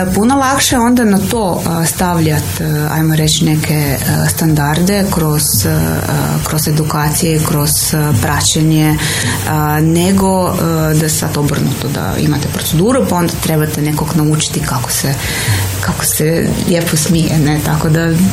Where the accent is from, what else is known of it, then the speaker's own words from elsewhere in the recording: Slovenia; now in Croatia; ja sam Slovenka